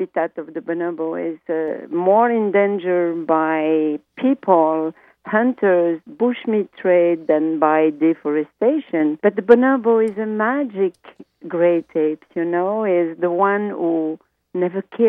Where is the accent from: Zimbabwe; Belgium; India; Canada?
Belgium; first language French; English is a second language; now in Democratic Republic of the Congo; I speak French as a Belgian in Congo for many, many years